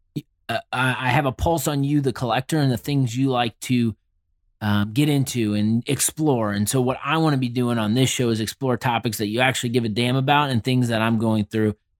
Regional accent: Indianapolis, Indiana, United States; I am from Indy.

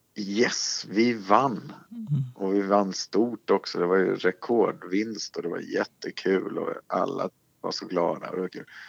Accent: Småland, Sweden; Jag är ju från Småland själv.

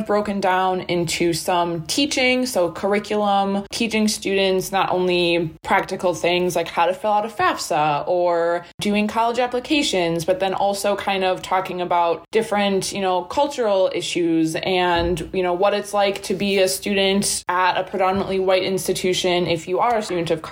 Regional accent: Wisconsin, United States; also born or lived in Ohio / Milwaukee; I'm from Wisconsin originally, went to college in Ohio

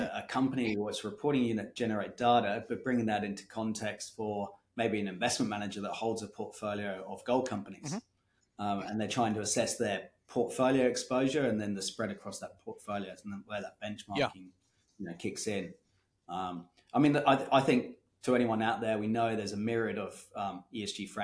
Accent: Kenya; now in Australia; I grew up in Kenya

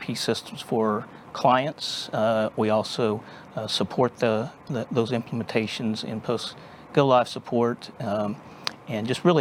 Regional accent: Texas, United States; also born or lived in Dallas, Texas; born and raised in Texas. And spent most of my life here in the Dallas area, a couple of times out in West Texas, and was born in Central Texas, but native Texan.

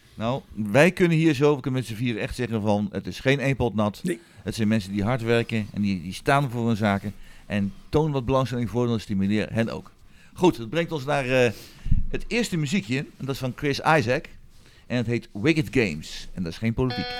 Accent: western Netherlands, Netherlands; moved away; oorspronkelijk waar ik vandaan kom uit het westen van het land

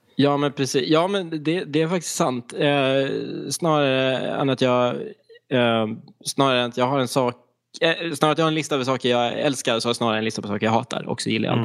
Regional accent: east coast of Skåne, Sweden; rent geografiskt så kommer jag ifrån östkusten i Skåne

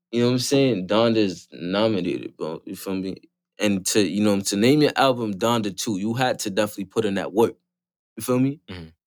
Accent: Florida, United States; I'm from Florida.

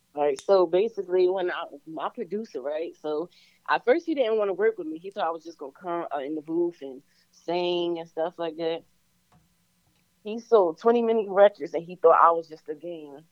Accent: Virginia, United States; I'm an artist from Virginia.

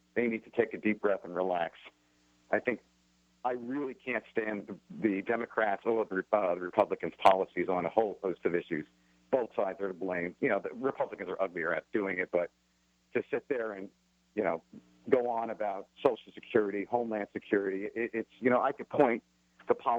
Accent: New York, United States; now in San Francisco, United States; I live in San Francisco, but I grew up in New York.

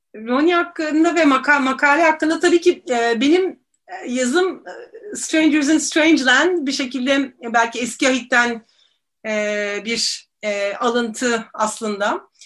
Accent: Istanbul, Turkey; İstanbulluyum ee, ve Boğazlıyım

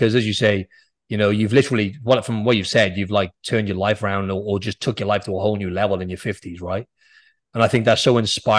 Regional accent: Wales, United Kingdom; Yeah, I'm Welsh, actually, but...

